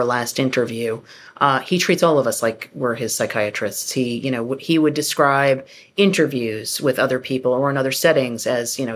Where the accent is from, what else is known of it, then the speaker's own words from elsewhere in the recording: New York, United States; I'm from New York and I worked at tabloids